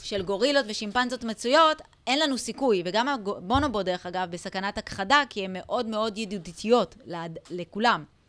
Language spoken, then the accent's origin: Hebrew; Israel; אצלנו בישראל